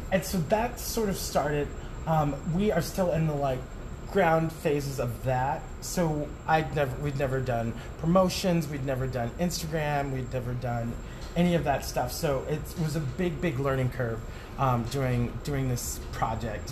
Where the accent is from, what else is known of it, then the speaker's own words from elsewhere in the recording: Tucson, Arizona, United States; moved away as an adult; also born or lived in Tempe, Arizona; now in New York City, United States; I am from Arizona, a small town called Tucson